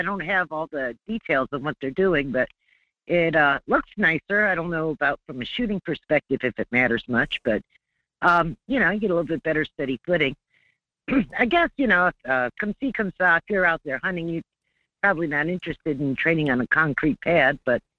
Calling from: North Pole, Alaska, United States; I'm calling from the North Pole.

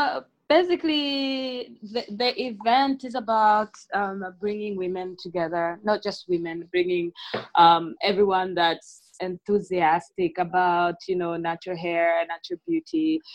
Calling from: Dar es Salaam, Tanzania; and I'm podcasting from Dar es Salaam.

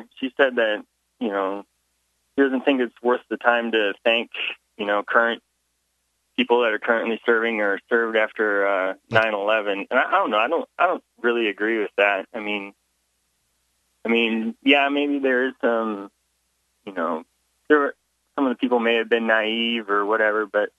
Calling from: Lincoln, Nebraska, United States

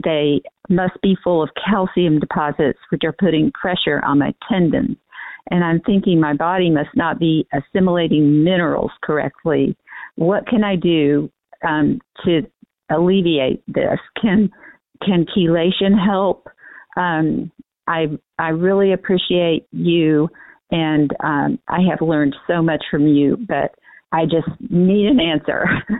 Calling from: Kansas, United States; I'm from Kansas.

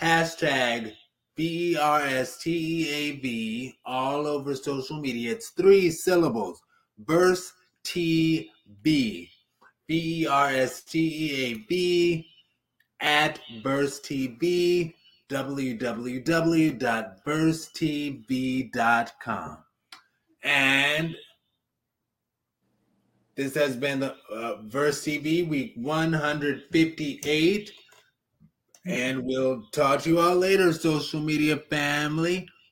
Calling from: Cleveland, Ohio, United States; I'm calling in from Cleveland, Ohio

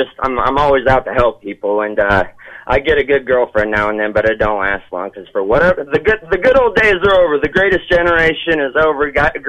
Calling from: Osceola, Iowa, United States; Calling from Osceola.

